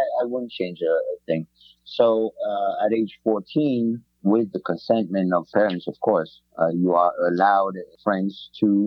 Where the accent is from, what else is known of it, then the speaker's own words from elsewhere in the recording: French Riviera, Provence-Alpes-Côte d'Azur, France; moved away; growing up in the French Riviera, we lived like literally by the beach